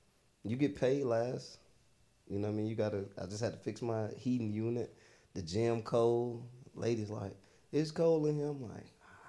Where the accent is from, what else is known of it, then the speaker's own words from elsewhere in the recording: Stone Mountain, Georgia, United States; growing up in Stone Mountain